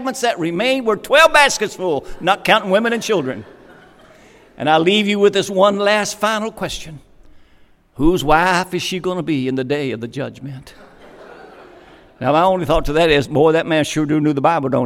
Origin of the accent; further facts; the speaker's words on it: Kentucky, United States; I was from Kentucky.